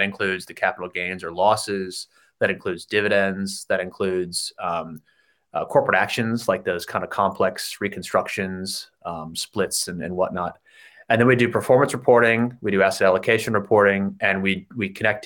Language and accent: English; United States; moved away as an adult; also born or lived in Chicago; now in Sydney, Australia; as you can tell from my accent, I'm from the States